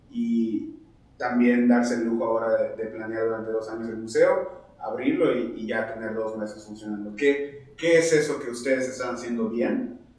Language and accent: Spanish; Yucatán, Mexico; nosotros los yucatecos